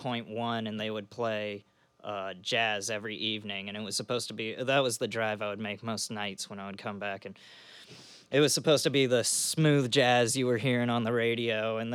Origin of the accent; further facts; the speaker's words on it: Florida, United States; Panhandle, Florida.